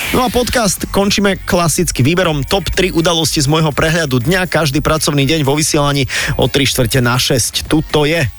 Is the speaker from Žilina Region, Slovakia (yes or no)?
no; Bratislava, Bratislava Region, Slovakia; my sme z Bratislavy